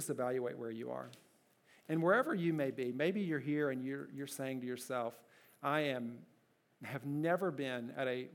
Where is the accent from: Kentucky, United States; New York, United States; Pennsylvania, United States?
Kentucky, United States; My first job, I worked at a gas station in my hometown in Kentucky